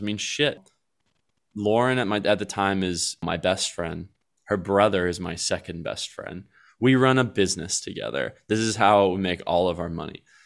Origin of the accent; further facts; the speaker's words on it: Colleyville, Texas, United States; we're gonna stay here in suburbia where I grew up in Colleyville, Texas